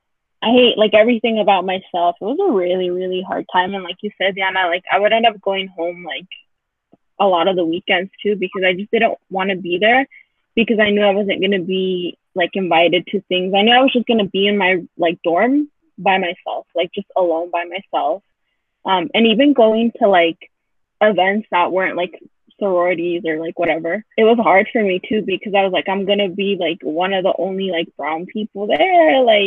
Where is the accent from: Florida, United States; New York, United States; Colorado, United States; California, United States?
Colorado, United States; Aurora; I'm from Aurora